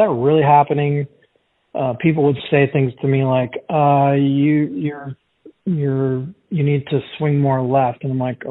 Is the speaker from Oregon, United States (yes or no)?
yes; Portland, Oregon, United States; I'm from Portland, Oregon.